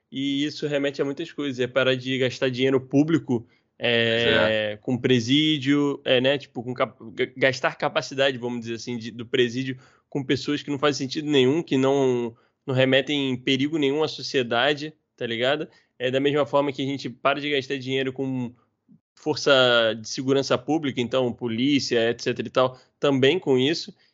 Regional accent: Rio de Janeiro, Brazil; tanto eu quanto o Rafinha, nós somos cariocas. E, infelizmente, a nossa realidade né, de carioca no Rio de Janeiro é muito específica

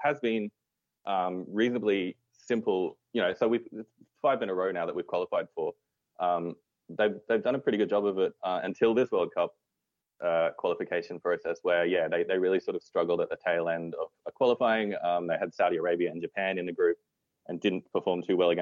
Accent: Australia; also born or lived in Argentina; I was born in Australia. I grew up here of Italian origin.

